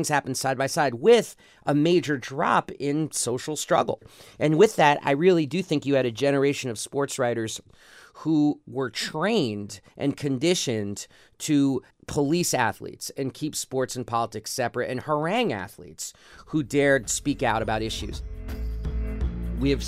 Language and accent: English; New York City, New York, United States; growing up in New York City